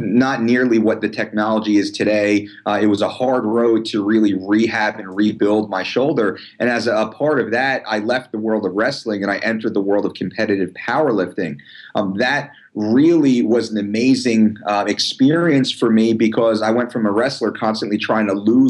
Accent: Belmar, New Jersey, United States; my hometown of Belmar

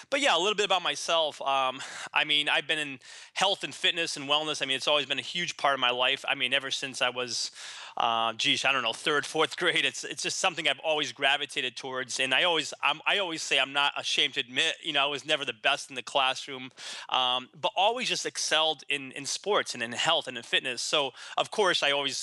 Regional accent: Boston, Massachusetts, United States; moved away as an adult; also born or lived in San Diego; now in Boston, United States; I decided to move back to Boston, my hometown

